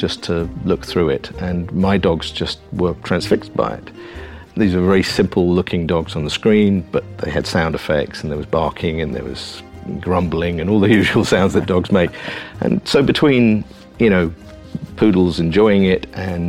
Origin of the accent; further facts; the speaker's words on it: England, United Kingdom; I'm English